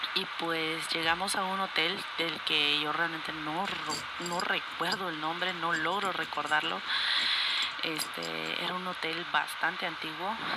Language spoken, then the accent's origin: Spanish; Guatemala; soy de Guatemala